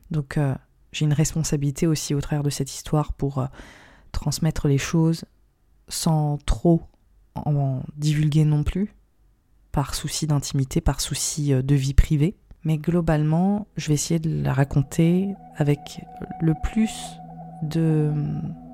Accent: India; Aujourd'hui, je vais vous parler de mon expérience en milieu sectaire, mon enfance en Inde, dans un environnement euh, bourré de, de dérives.

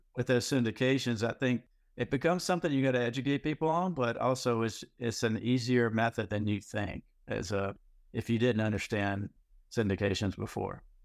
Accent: North Carolina, United States; moved away as an adult; also born or lived in Houston, Texas; I moved back recently from Texas, from Houston to North Carolina where I grew up.

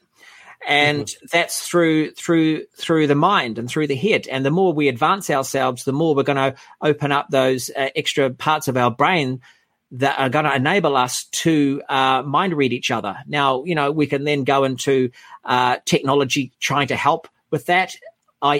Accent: New Zealand; I'm from the Shire. I'm from a little, island in the South Pacific, set of islands, I should say.

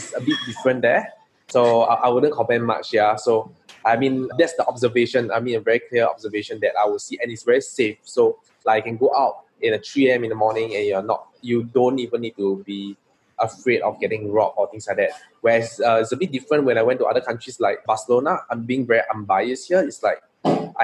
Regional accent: Singapore; I'm a true blue Singaporean. I grew up in Singapore.

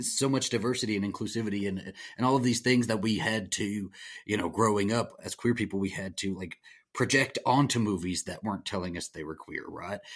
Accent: the South, United States; I, I, I'm, I'm from the South.

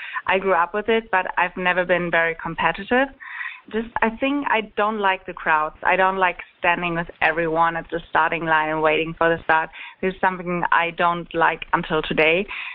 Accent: Germany; English is a second language; moved away as an adult; now in Atlanta, United States; I'm from Germany, like you might have noticed from my accent

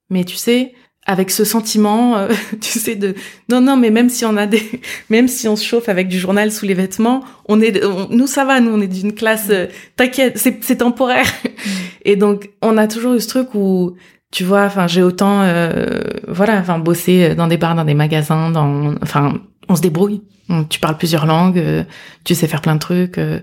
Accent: France; moi, je suis née en France

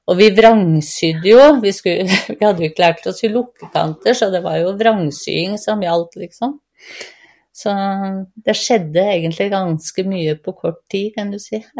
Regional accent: Gausdal, Innlandet, Norway; moved away; also born or lived in Vestfold; 57 eh, år. Jeg er født og oppvokst i Gausdal, men har bodd 15 eh, år i Vestfold.

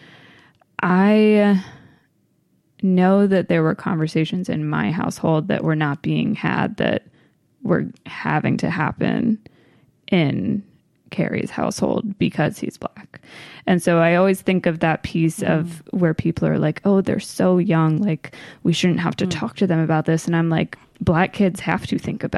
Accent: Maryland, United States; I grew up in Maryland primarily.

